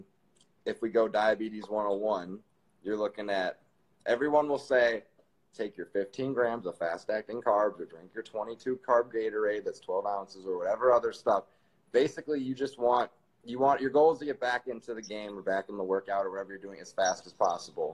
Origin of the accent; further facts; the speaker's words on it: Wisconsin, United States; now in Florida, United States; I am from Wisconsin.